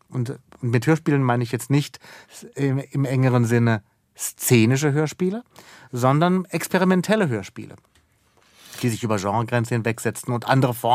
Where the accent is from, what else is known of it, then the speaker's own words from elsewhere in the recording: Baden-Baden, Baden-Württemberg, Germany; ich bin in Baden-Baden aufgewachsen und ich muss gestehen, je älter ich werde, umso mehr begreife ich, was so ein unerwünschter oder ungeplanter Genius Loki natürlich auch mit sich bringt.